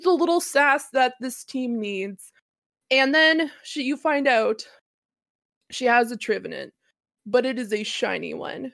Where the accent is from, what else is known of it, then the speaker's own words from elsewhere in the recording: Annapolis Royal, Nova Scotia, Canada; my hometown, um, which is called Annapolis Royal